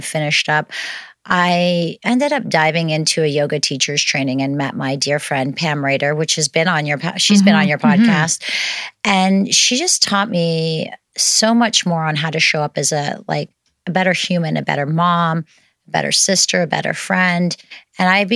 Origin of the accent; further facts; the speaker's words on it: outside of Toronto, Ontario, Canada; moved away as an adult; now in Kelowna, Canada; I was born in Toronto, outside of Toronto, actually.